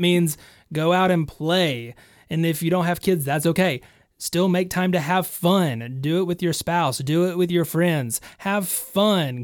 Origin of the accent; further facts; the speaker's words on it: Alabama, United States; also born or lived in Nashville; In my hometown.